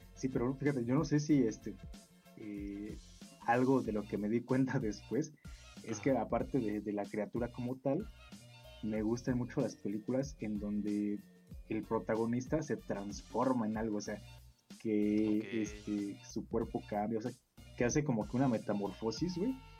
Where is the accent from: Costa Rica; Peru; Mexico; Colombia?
Mexico; northern Mexico; yo personalmente pues crecí en el norte del país